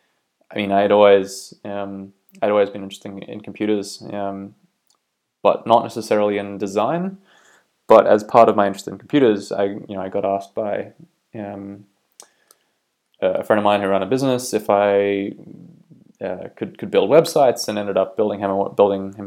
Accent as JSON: {"language": "English", "country": "New Zealand", "also_born_or_lived": "Australia / United Kingdom", "moved": "yes", "lives_now": "Belfast, United Kingdom", "said": "I am originally from New Zealand, but have lived for a long time in Australia as well, and recently moved to the UK as well."}